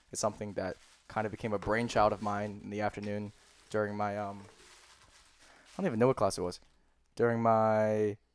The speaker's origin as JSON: {"language": "English", "region": "New Jersey", "country": "United States", "also_born_or_lived": "Pennsylvania", "said": "I'm from I'm from Philly. I'm from New Jersey. We say soda"}